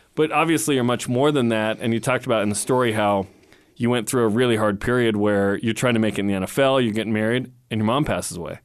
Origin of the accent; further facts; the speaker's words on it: Portland, Oregon, United States; now in Utah, United States; I grew up in Portland, then moved to Utah